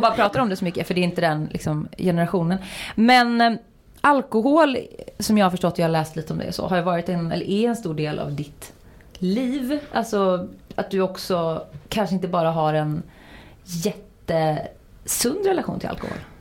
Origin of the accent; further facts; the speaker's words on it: Uddevalla, Västra Götaland, Sweden; där jag kommer från, småstad Uddevalla.